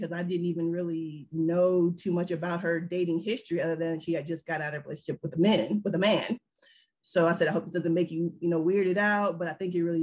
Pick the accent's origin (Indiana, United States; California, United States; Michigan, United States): Indiana, United States; South Bend; also born or lived in South Carolina / Florida; now in Georgia, United States; I'm actually from Indiana, from South Bend, Indiana, a small place. If you know where Notre Dame is, that's where I'm from.